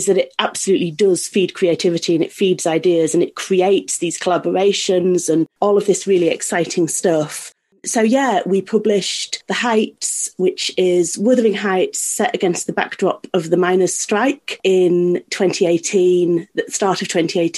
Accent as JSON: {"language": "English", "region": "Yorkshire and the Humber", "country": "United Kingdom", "said": "I'm from North Yorkshire"}